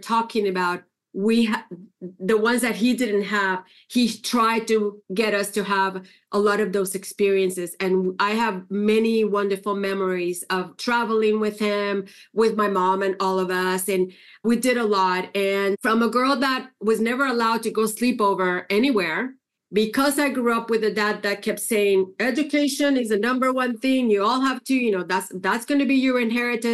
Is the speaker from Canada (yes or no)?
no; Puerto Rico; English is a second language; moved away as an adult; now in California, United States; I grew up in Puerto Rico. I was born and raised in Puerto Rico.